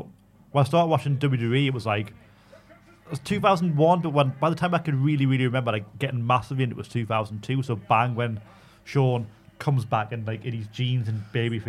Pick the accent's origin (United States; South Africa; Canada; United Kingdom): United Kingdom; Geordie, North East England; accent: Geordie